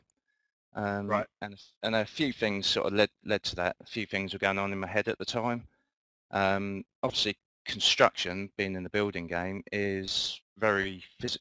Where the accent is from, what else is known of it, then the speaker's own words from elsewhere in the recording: Luton, East of England, United Kingdom; I'm from Luton in the United Kingdom